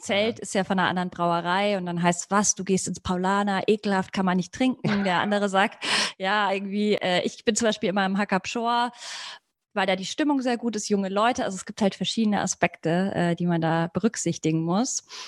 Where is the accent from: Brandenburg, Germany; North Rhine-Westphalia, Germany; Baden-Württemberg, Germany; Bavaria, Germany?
Bavaria, Germany; Munich; Ich bin selber ja auch aus dem Raum